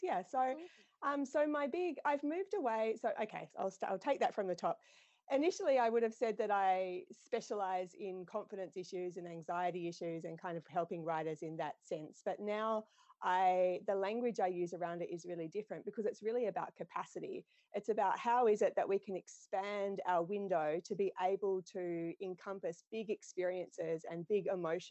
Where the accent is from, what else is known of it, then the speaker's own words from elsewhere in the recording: Australia; now in New Zealand; I competed growing up in Australia. So I'm from Australia originally, but I live in New Zealand